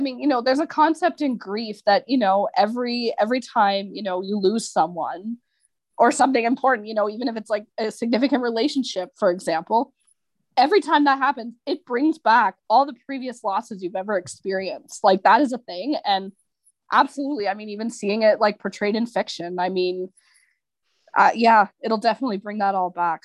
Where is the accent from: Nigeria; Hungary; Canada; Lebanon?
Canada; I'm Canadian